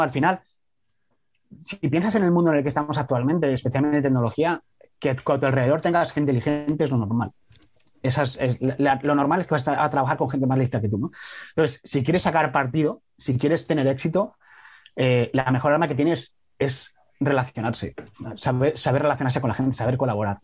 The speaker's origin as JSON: {"language": "Spanish", "town": "Salamanca", "region": "Castile and León", "country": "Spain", "said": "yo soy de Salamanca"}